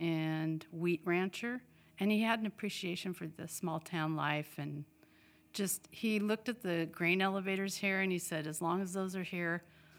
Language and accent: English; Idaho, United States; now in Washington, United States; …'s from Minnesota and I'm from Idaho. So I was born in Idaho.